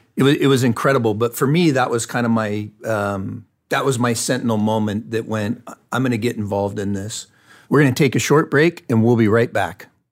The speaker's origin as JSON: {"language": "English", "town": "Fontana", "region": "California", "country": "United States", "tie": "born or raised there", "said": "I grew up, I was born and raised in Fontana, California, which is in Southern California."}